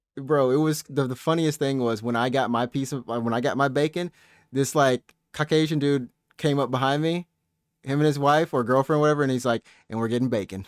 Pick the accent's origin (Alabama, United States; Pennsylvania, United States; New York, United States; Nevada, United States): Alabama, United States; now in Japan; My hometown in Alabama